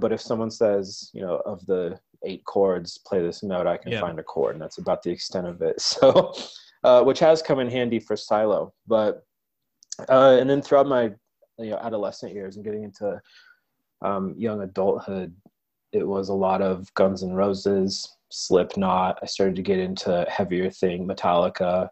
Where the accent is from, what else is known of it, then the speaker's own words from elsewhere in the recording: United States; also born or lived in Colorado / New Mexico; growing up in Colorado and in New Mexico